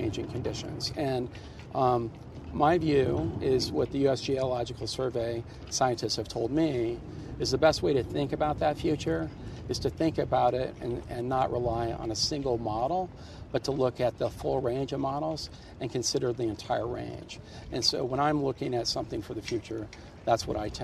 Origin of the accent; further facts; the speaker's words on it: Rifle, Colorado, United States; moved away; Where I grew up in Rifle